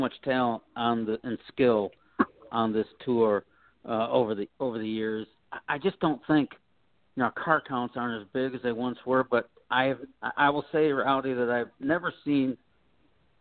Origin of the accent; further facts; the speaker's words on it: Toledo, Ohio, United States; My hometown. Yay, Toledo